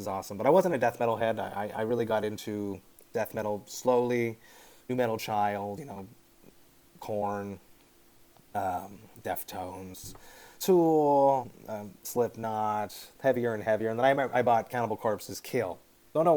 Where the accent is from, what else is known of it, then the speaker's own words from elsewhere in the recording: Deux-Montagnes, Quebec, Canada; now in Montreal, Canada; I'm from just outside Montreal, a small city called Deux-Montagnes, two mountains. It's outside, about 35 minutes car ride outside of Montreal in the north. I grew up there my whole life. There was a small English community there.